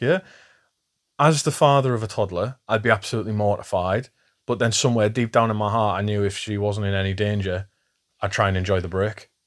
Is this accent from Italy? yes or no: no; England, United Kingdom; I'm English